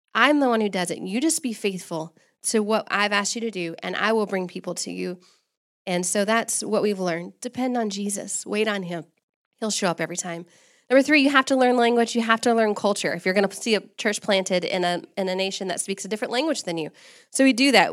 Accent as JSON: {"language": "English", "region": "Texas", "country": "United States", "also_born_or_lived": "Sudan / Kenya", "moved": "as an adult", "lives_now": "Comoros", "said": "I'm actually from Texas"}